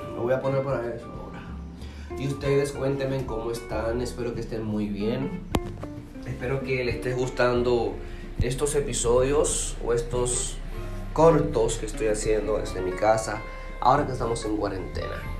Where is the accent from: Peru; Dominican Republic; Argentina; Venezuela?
Dominican Republic; de República Dominicana